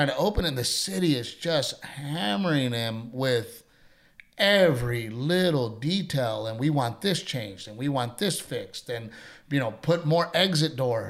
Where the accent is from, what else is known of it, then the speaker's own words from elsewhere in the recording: Corpus Christi, Texas, United States; you know, I wanted to open a comedy club in Corpus Christi. {S0} Yeah, {S1} you know, I've always had the, it's my hometown